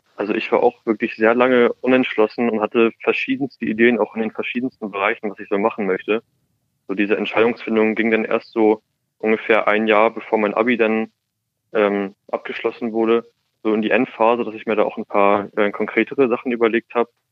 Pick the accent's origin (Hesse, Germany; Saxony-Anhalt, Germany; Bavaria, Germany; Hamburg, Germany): Hamburg, Germany; ich komme aus Hamburg